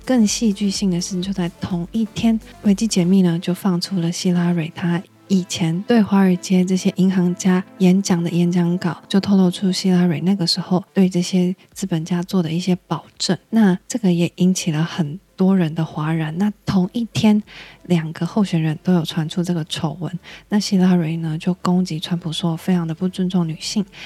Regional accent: Taiwan; 我们台湾人

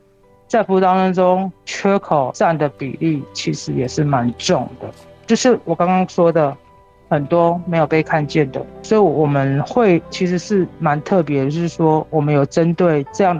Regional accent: Pingtung County, Taiwan; 土生屏东。对对对。哦。虽然我我可能高中的时候是外，就是去高雄念书，但后来我都是在屏东。

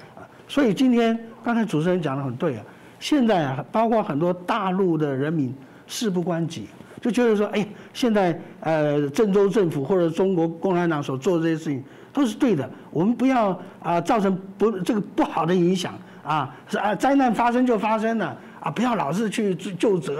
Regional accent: Taiwan; 我们在台湾生成长生活，台湾人你能够接受这样的一种政府吗？

